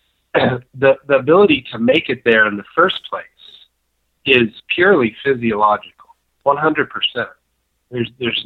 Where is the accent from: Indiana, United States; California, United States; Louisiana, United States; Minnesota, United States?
California, United States; Southern; I was born and raised in Southern California